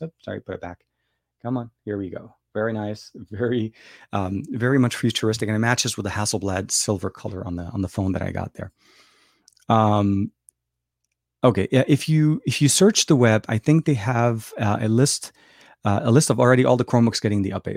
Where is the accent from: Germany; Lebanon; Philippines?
Lebanon; English is a second language; now in United States; born and raised in Lebanon, speak Arabic, uh, and, uh, been living here for, uh, a long, long time